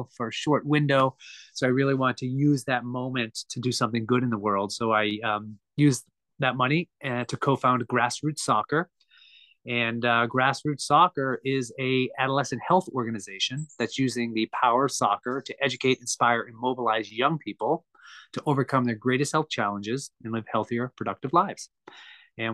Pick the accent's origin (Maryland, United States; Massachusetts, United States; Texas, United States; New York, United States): Massachusetts, United States; Lexington; I grew up in Lexington, Massachusetts, played soccer my whole life.